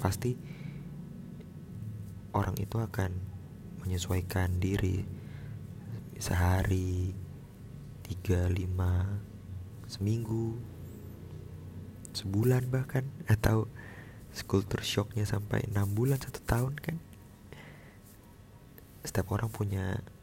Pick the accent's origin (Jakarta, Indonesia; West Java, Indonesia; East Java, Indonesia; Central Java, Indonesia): Jakarta, Indonesia; moved away as an adult; now in Biak, Indonesia; jadi mulai April ini gue udah bukan lagi sebagai orang Jakarta gue bukan lagi sebagai orang Jawa, tapi gue adalah orang Papua. Iya, April ini gue resmi bekerja di Papua, tepatnya di Biak.